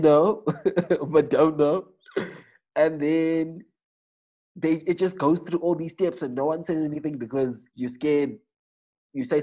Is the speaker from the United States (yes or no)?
no; Eastern Cape, South Africa; I'm from Eastern Cape. We've got the best game reserve in the world at Chamwari